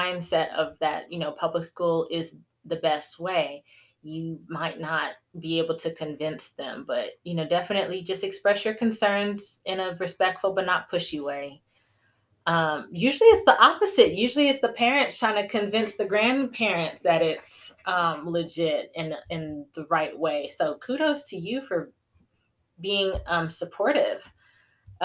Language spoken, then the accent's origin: English; the South, United States; As a Southerner